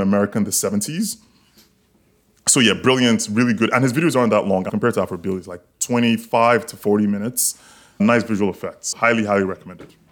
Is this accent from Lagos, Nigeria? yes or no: yes; Lagos, Nigeria; now in Miami, United States; I grew up in Lagos